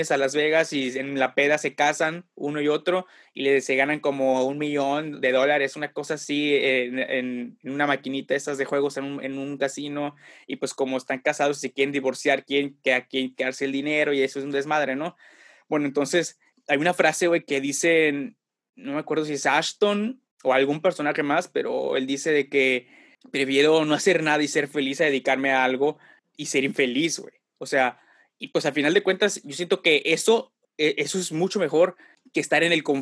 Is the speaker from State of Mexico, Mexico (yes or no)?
no; Tampico, Tamaulipas, Mexico; moved away as an adult; Me fui de Tampico a la Ciudad de México, güey, por situaciones adversas, no para estudiar ni nada, güey.